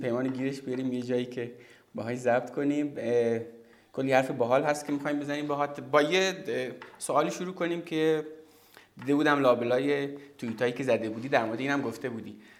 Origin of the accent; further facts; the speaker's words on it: Zahedan, Sistan and Baluchestan, Iran; moved away as an adult; also born or lived in Zabol / Tehran; من که مثلا توی زاهدان به دنیا توی زابل به دنیا آمدم و بعد توی زاهدان بزرگ شدم